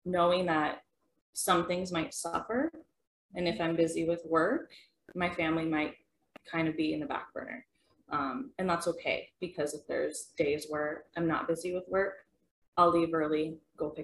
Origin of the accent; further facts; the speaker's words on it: Detroit Lakes, Minnesota, United States; moved away as an adult; also born or lived in Fargo, North Dakota; now in Horace, United States; I am originally from Detroit Lakes, Minnesota, graduated high school, moved here to Fargo